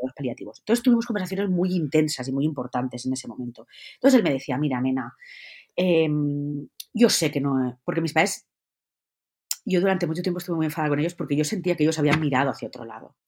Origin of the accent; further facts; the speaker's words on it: Valencian Community, Spain; yo soy valenciana